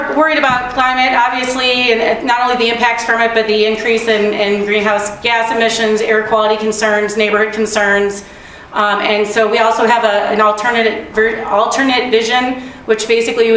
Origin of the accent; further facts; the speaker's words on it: Chicago, Illinois, United States; now in Milwaukee, United States; I'm from Chicago originally